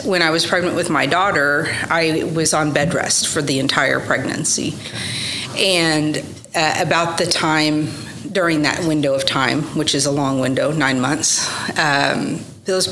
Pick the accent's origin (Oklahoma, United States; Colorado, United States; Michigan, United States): Oklahoma, United States; Oklahoma City; also born or lived in Norman, Oklahoma / Dallas, Texas; I was born in Norman, Oklahoma, and I attended school in more public schools in South Oklahoma City. I went to Westmore High School